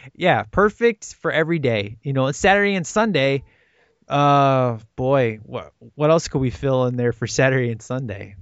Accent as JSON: {"language": "English", "town": "Chicago", "region": "Illinois", "country": "United States", "tie": "born or raised there", "said": "one of my great friends in Chicago. Uh, I grew up with this guy, went to church forever"}